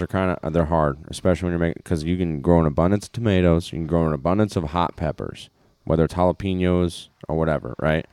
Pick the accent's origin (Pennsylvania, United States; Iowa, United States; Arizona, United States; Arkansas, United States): Iowa, United States; I'm from Iowa and I love it.